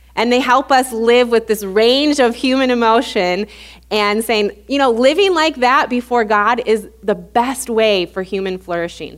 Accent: Illinois, United States; moved away as an adult; also born or lived in Louisiana; we're both from Illinois. When we moved back to Illinois

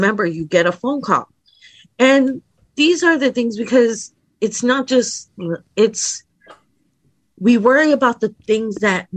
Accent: New Haven, Connecticut, United States; I grew up in the Northeast. Like around the New Haven area in New Haven

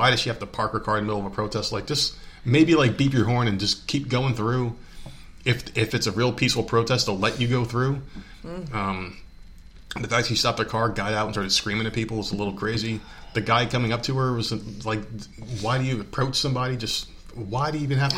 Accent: New Jersey, United States; my home state of New Jersey

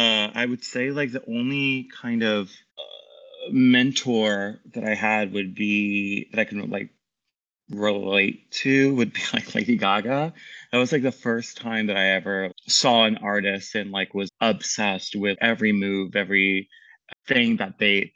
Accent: Annapolis, Maryland, United States; I'm from Annapolis, Maryland. My dad is in the Navy, so he moves around a lot, but Annapolis, Maryland has the Naval Academy, so that was always kind of like home base and where we'd always end up.

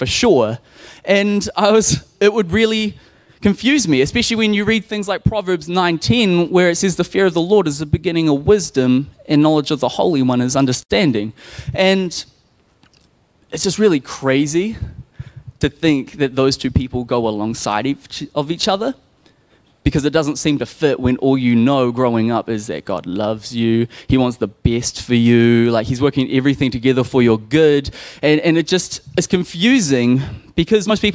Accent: Nelson, New Zealand; I grew up in a Christian home. We went to the Baptist church. I'm in from Nelson

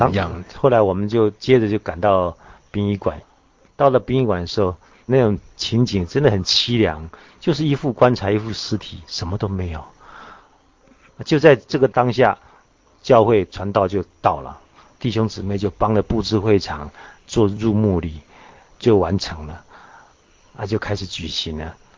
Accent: Taiwan; also born or lived in Jiangsu (ancestral); 我是从大陆来的，在台湾生的

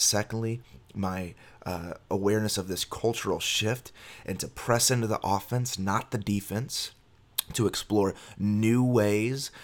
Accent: Miami, Florida, United States; I was born in Miami, Florida

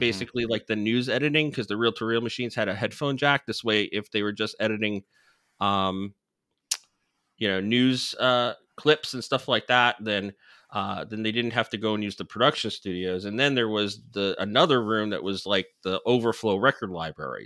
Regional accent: New Jersey, United States; I grew up in New Jersey

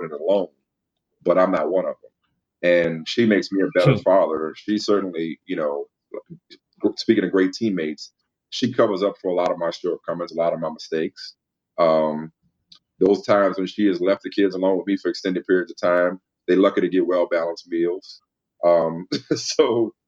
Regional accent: New Orleans, Louisiana, United States; moved away as an adult; also born or lived in Massachusetts; my hometown of New Orleans

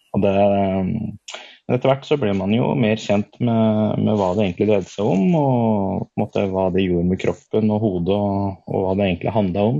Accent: Nord-Østerdalen, Innlandet, Norway; jeg er jo født og oppvokst oppe i Nord-Østerdalen

